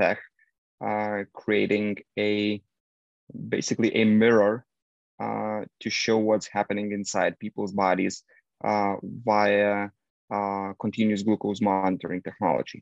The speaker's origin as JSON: {"language": "English", "country": "Lithuania", "said": "I'm from Lithuania, northern Eastern Europe."}